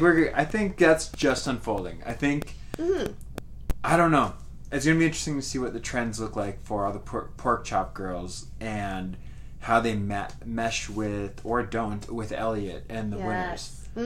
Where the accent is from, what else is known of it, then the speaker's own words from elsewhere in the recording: Midwest, United States; as being a Midwest queen and growing up in the Midwest